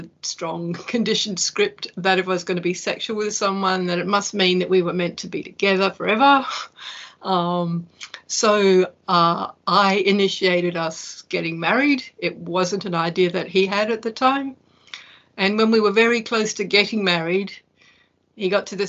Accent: Perth, Western Australia, Australia; I was born in Perth, Western Australia, where I still live.

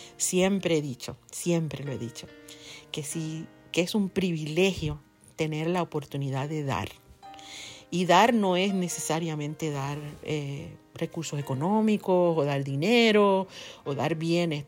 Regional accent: Ponce, Puerto Rico; en mi pueblo, por ejemplo, en Ponce, en la parte sur de la isla, de donde yo soy

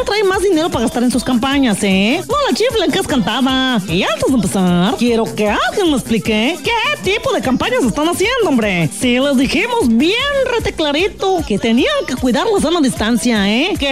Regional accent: San Luis Potosí, Mexico; Y todos los que somos potosinos, podamos resolver los problemas de inseguridad

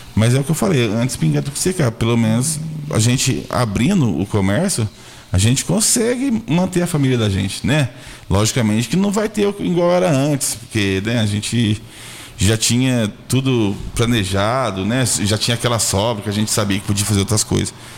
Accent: Santa Luzia, Brazil; Eu, eu sou nascido e criado em Santa Luzia

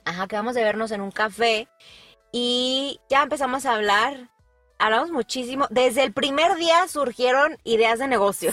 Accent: Guadalajara, Jalisco, Mexico; now in San Luis Potosí, Mexico; yo soy originaria de Guadalajara, Jalisco, pero yo ya llevo muchos años en San Luis Potosí

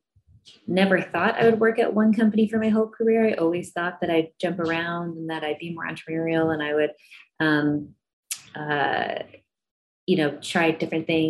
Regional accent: Chicago, Illinois, United States; moved away as an adult; also born or lived in Los Angeles, California; I grew up in Chicago, and coming out to California

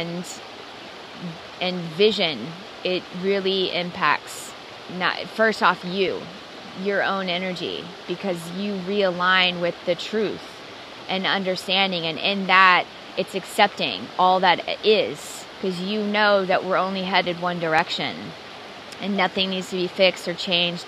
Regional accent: Dallas, Texas, United States; I was born and raised in Dallas, Texas in Christianity

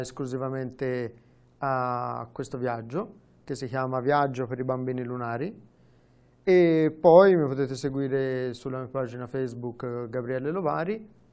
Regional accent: Vitereta, Tuscany, Italy; accent: Tuscan; also born or lived in Florence; sono nato a Firenze, però sono diventato aretino perché ci sono tornato.

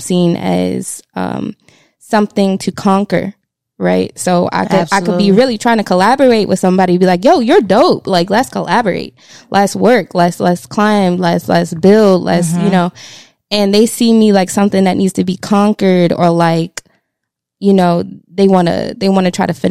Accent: Baltimore, Maryland, United States; I'm from Baltimore

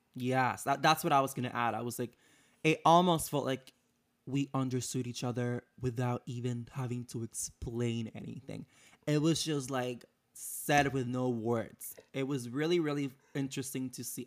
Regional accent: Puerto Rico; moved away as an adult; now in United States; I'm born and raised in Puerto Rico, so I've been living in the United States for about five years now

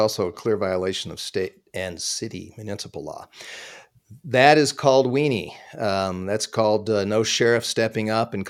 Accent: Pasadena, California, United States; born there; I mean, I was born in Pasadena. I always had a nostalgia for Southern California.

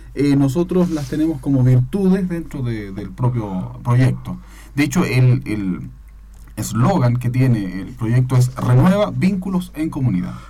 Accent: Chillán, Ñuble, Chile; moved away as an adult; now in Concepción, Chile; Yo no soy de acá de Concepción, yo no soy penquista, yo soy de Chillán

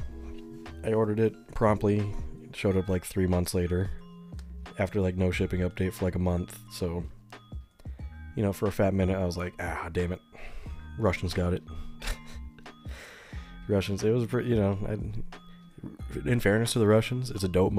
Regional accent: United States; as an American

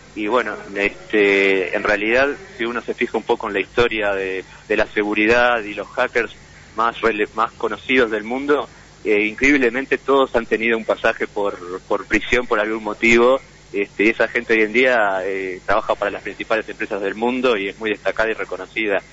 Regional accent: Montevideo, Uruguay; soy de Montevideo

